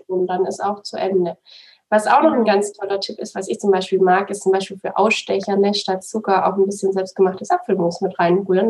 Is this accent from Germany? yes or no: yes; Swabia, Baden-Württemberg, Germany; now in Munich, Germany; Ich komme aus dem Schwabenland, deswegen ist es dann schon relativ nah zu meinen zu meiner Familie